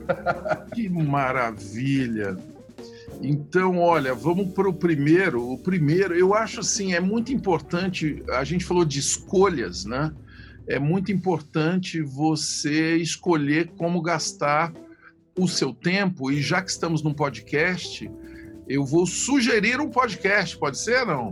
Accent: Ituverava, São Paulo, Brazil; eu sou um cara que tenho raízes no interior do Brasil, é, mais especificamente no interior de São Paulo, em Ituverava

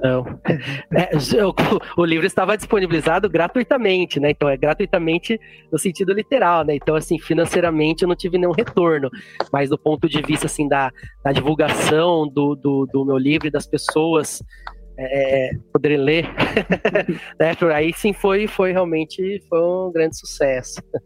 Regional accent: Jundiaí, São Paulo, Brazil; moved away as an adult; also born or lived in Mogi Mirim, São Paulo / Viçosa, Minas Gerais; now in Itanhaém, Brazil; Eu fui criado mesmo em Jundiaí, também no interior, fica bem próximo da, da capital.

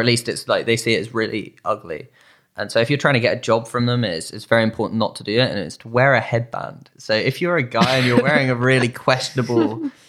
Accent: United Kingdom; We're British.

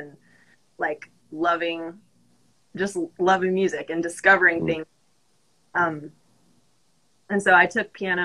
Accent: Colorado Springs, Colorado, United States; moved away as an adult; now in Nashville, United States; I'm from Colorado Springs

